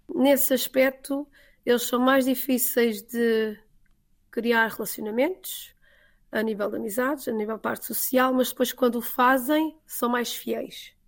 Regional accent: Portugal; moved away as an adult; also born or lived in Falun, Sweden; now in Mockfjärd, Sweden; eu vinha com a minha estrutura portuguesa

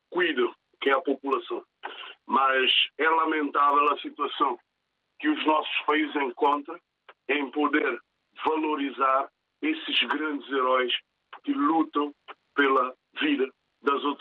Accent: São Tomé, São Tomé & Príncipe; now in Portugal; eu sou sandomense, nasci em Sandomé

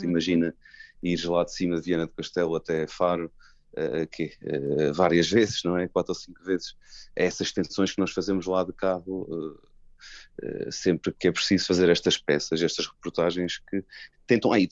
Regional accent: Los Gatos, California, United States; born there; eu nasci no, nos Estados Unidos da América, mais uhum. concretamente em Los Gatos, que é um nome assim muito muito sonante e chique, eh, mas eu só nasci lá porque meus pais imigrantes tinham lá, havia lá um médico que falava português

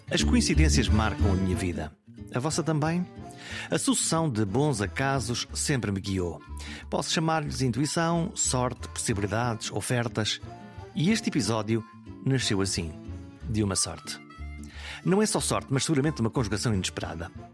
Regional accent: Viana do Castelo, Norte, Portugal; moved away; Hoje estou em Viena do Castelo. É o regresso simbólico a casa, à cidade onde nasci e onde permanece a minha alma de alto minhoto

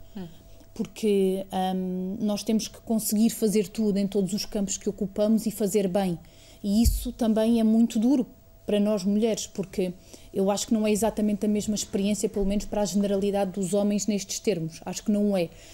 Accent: Estremoz, Alentejo, Portugal; moved away as an adult; also born or lived in Évora; eu nasci em Évora, mas vivi até aos 18 anos em Estremoz, que é um, uma cidade uh, com cerca de 12 mil habitantes no distrito de Évora

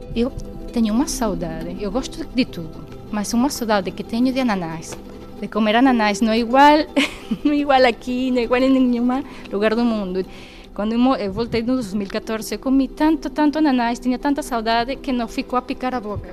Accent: Venezuela; also born or lived in Spain; now in Ribeira Brava, Portugal; Sou venezuelana

